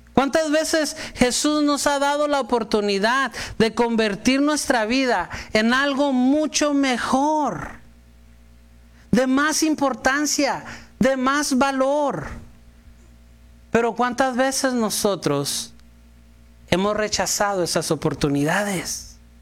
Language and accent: Spanish; Mexico; Si yo como buen mexicano